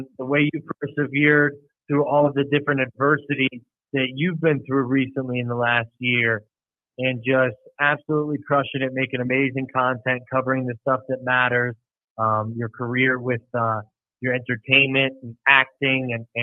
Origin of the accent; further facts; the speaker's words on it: the Catskills, upstate New York, United States; also born or lived in Manhattan, New York; I'm from New York. I'm from the Catskills in upstate New York.